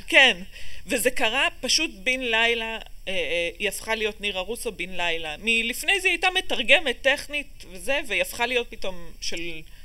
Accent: Ramot HaShavim, Central District, Israel; also born or lived in Boston / Chicago / Bavli, Tel Aviv / Ramat Gan; נולדתי בבוסטון, עברנו לשיקגו, עברנו לבבלי, לרמת גן, אה, כאילו גרנו במלא מקומות עד גיל 6, מגיל 6 אני ברמות השבים

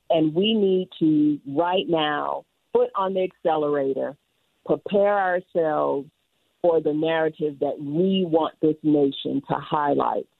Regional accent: Louisiana, United States; now in Utah, United States; I'm a girl from Louisiana, spend a lot of time in New Orleans

